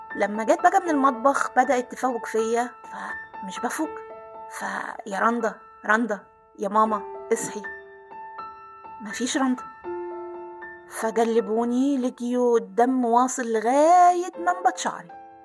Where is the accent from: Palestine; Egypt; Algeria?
Egypt; Aswan, Aswan Governorate; أنا كنا ساكنين في قلب مدينة أسوان